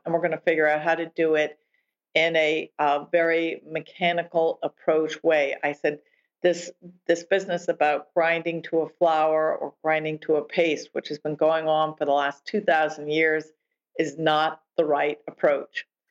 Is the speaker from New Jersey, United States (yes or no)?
yes; New Jersey, United States; I grew up in New Jersey